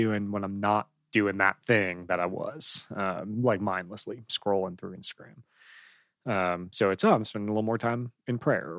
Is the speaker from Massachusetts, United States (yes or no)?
no; Chicago, Illinois, United States; So I grew up in Chicago, and it was like, that was the thing.